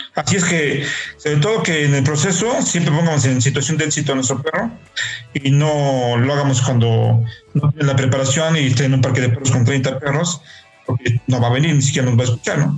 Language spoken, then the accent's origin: Spanish; Puebla, Mexico; yo soy de Puebla y en Puebla ahora, bueno, ahora ya no tanto, pero antes había mucho más terrenos baldíos